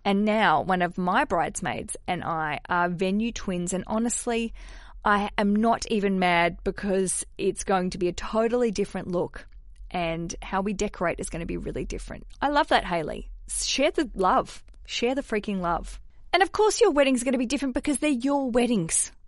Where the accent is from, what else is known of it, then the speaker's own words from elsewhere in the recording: Hobart, Tasmania, Australia; I grew up in Tasmania. I grew up in Hobart in Australia